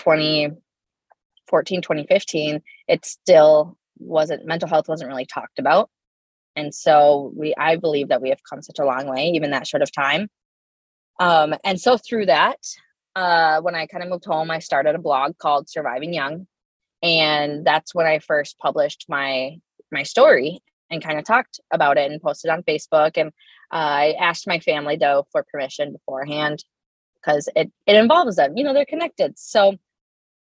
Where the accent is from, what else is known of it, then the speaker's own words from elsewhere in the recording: Hudson, Wisconsin, United States; also born or lived in River Falls / New Richmond; I was born and raised in Hudson